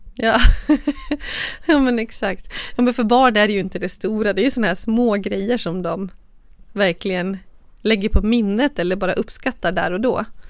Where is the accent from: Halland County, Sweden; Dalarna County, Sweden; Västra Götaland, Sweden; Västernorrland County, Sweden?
Dalarna County, Sweden; Borlänge; born or raised there; now in Stockholm, Sweden